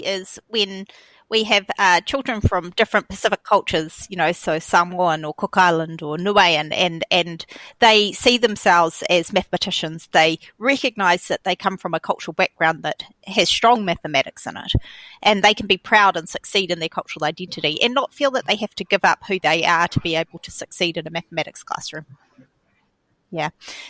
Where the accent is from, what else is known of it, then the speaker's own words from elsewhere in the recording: Tokelau; Or, you know, I'm from Tokelau and Tokelauans don't do maths